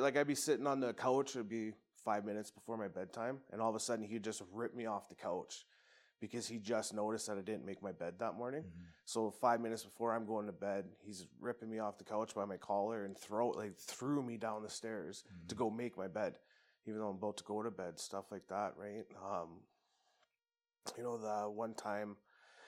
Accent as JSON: {"language": "English", "town": "Medicine Hat", "region": "Alberta", "country": "Canada", "tie": "born or raised there", "also_born_or_lived": "Brooks, Alberta", "said": "I was originally from Brooks, and my mom and dad split, I think when I was two or something. So my mom, her best friend, and I moved to Medicine Hat"}